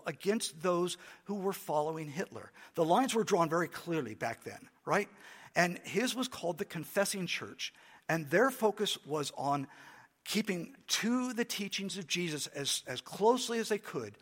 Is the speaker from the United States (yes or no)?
yes; United States; for me as an American